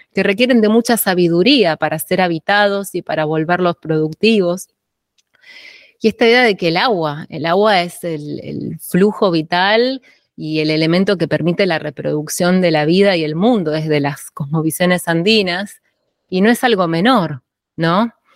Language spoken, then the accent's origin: Spanish; Tandil, Buenos Aires Province, Argentina; yo nací en Tandil, en la provincia de Buenos Aires, que es una ciudad serrana